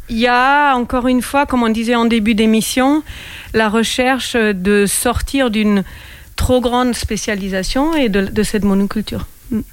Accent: Germany; now in France; j'ai grandi en Allemagne.

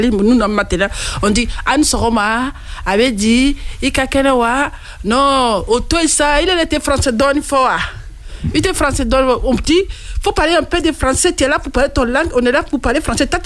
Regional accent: Côte d’Ivoire

